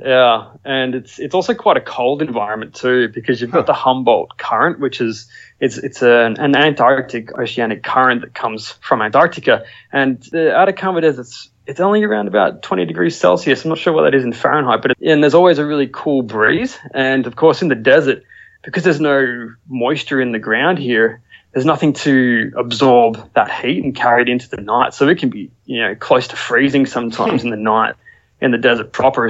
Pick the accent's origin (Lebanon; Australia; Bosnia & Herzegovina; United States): Australia; I'm an Australian photographer and traveler